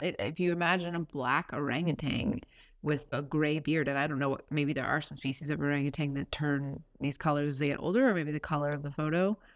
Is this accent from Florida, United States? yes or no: yes; Florida, United States; love my home state.